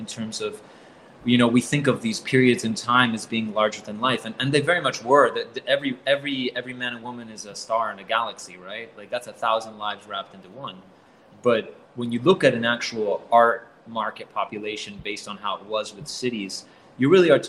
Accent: Caracas, Capital District, Venezuela; I'm from Venezuela, which, you know, like I was raised in Caracas since I was about 4

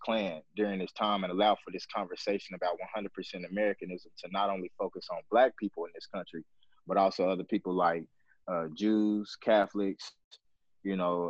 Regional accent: Little Rock, Arkansas, United States; I'm from Little Rock, I'm an Arkansan.

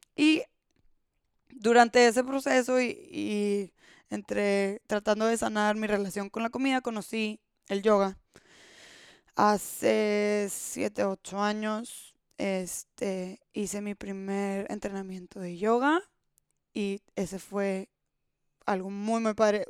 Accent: Monterrey, Nuevo León, Mexico; Soy de Monterrey, México

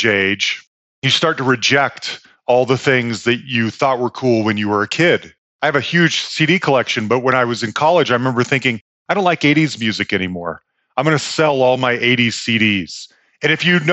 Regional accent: Bay Area, California, United States; moved away; also born or lived in Salt Lake City, Utah; I grew up in the Bay Area

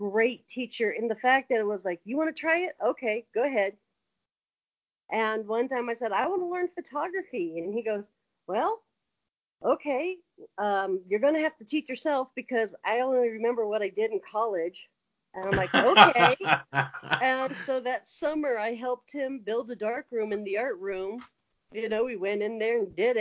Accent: LeGrand, Iowa, United States; I was raised in Iowa, small town.

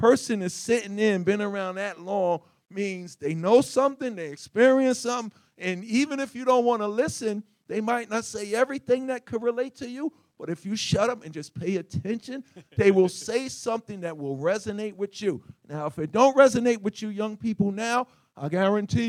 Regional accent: New York City, New York, United States; I grew up in Hollis, Queens, New York

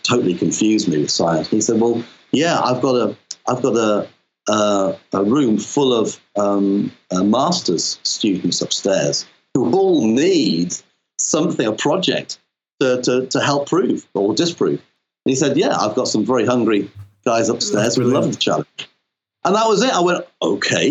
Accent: Wales, United Kingdom; moved away; I'm Welsh originally, so my folks were from Pembrokeshire

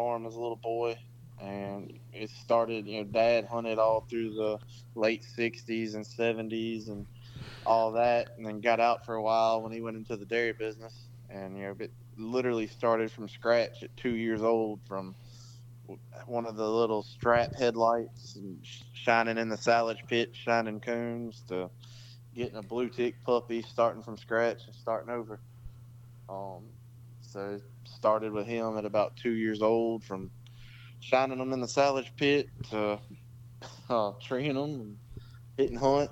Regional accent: Franklinton, Louisiana, United States; born and raised in the Franklinton, Louisiana area, Stony Point community

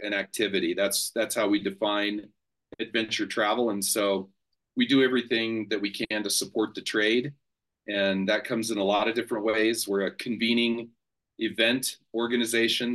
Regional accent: Colorado, United States; I'm from Colorado. So I I have great mountains

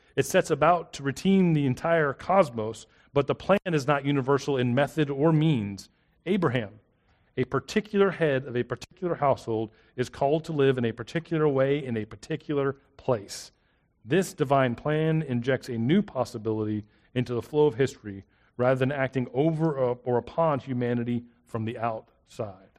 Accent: South Florida, United States; also born or lived in South Mississippi; now in Hattiesburg, United States; I grew up in South Florida, and here I am in South Mississippi

